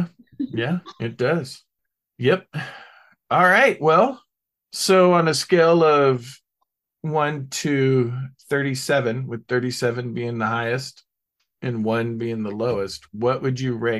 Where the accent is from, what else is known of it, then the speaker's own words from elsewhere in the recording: London, United Kingdom; they have no idea that I'm actually from London.